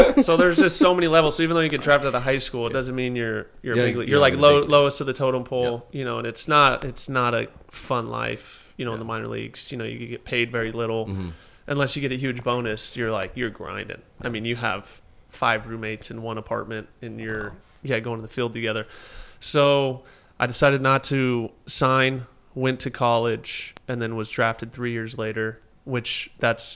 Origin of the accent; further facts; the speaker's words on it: Anaheim, California, United States; moved away as an adult; also born or lived in Cincinnati; I grew up in Anaheim